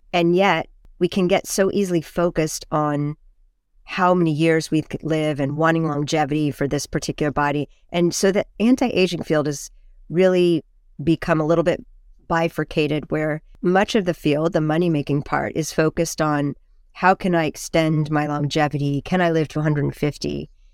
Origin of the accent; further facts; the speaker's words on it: Carmel, California, United States; I grew up in Carmel, which is near Big Sur and near Esalen